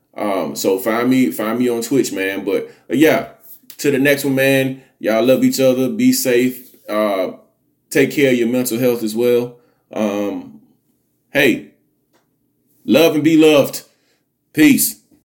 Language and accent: English; Alabama, United States; I'm from the South. I'm a Southern boy. I'm from Alabama